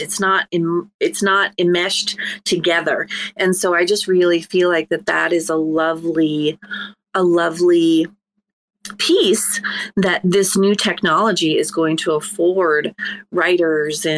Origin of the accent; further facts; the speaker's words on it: Ireland; I'm Irish